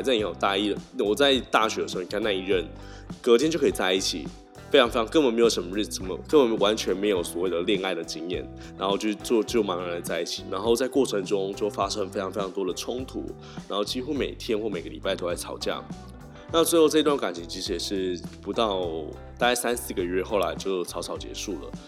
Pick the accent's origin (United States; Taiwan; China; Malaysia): Taiwan; Tainan; moved away as an adult; also born or lived in Taipei; 我就是一个台南人嘛，所以当到台北的时候